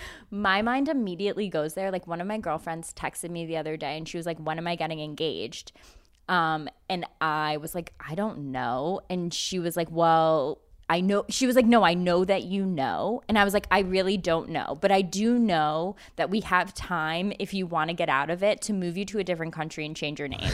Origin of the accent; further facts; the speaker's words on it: United States; as an American